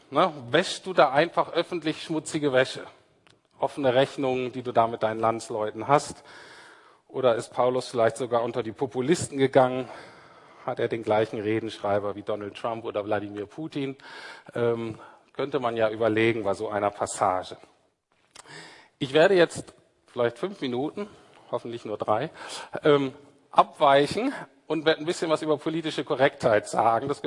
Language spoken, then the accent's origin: German; Berlin, Germany; Zumindest als Berliner nicht.